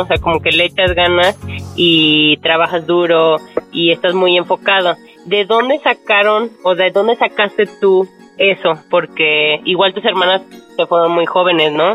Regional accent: Mexico; como somos los mexicanos

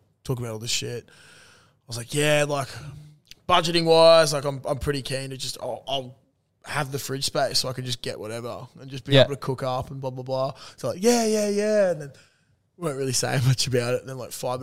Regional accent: Brisbane, Queensland, Australia; born or raised there; also born or lived in Everton Hills, Brisbane

